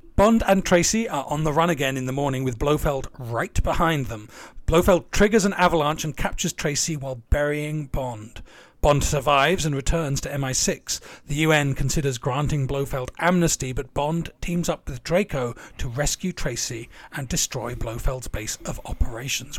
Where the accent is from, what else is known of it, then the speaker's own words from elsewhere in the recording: near Tunbridge Wells, South East England, United Kingdom; I grew up near Tunbridge Wells.